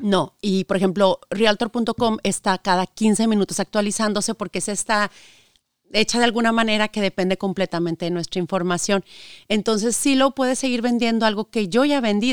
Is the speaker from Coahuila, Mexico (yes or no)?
yes; Saltillo, Coahuila, Mexico; moved away as an adult; also born or lived in Monterrey, Mexico; now in United States; Yo soy de la ciudad de Saltillo, Coahuila, el norte de México. Este, nací, estudié allá